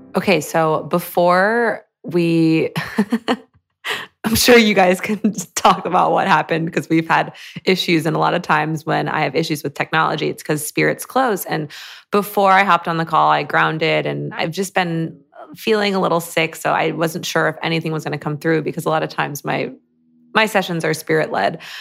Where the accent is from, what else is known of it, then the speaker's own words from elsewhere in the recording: Michigan, United States; I grew up in Michigan, like a suburb of Michigan